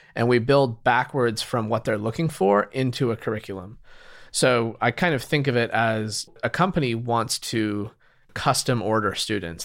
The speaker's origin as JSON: {"language": "English", "region": "Utah", "country": "United States", "tie": "born or raised there", "moved": "as an adult", "lives_now": "San Francisco, United States", "said": "I grew up in Utah"}